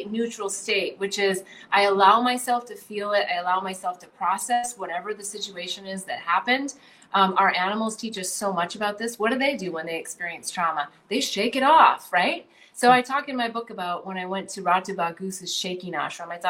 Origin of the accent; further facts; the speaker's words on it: Midwest, United States; I mean, I grew up in the Midwest, so maybe I got the extra, you know, the super program on this